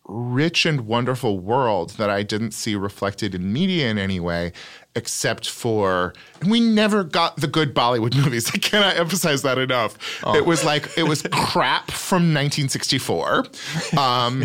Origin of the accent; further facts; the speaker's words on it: California, United States; I mean, it is very strange as a Californian